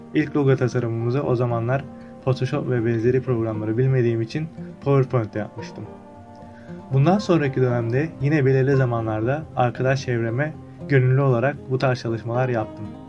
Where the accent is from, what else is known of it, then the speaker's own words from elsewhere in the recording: Çan, Çanakkale, Turkey; Çanakkale'de dünyaya gözlerimi açmışım. Çanakkale'nin Çan ilçesinde büyüdüm ve halen burada yaşamaktayım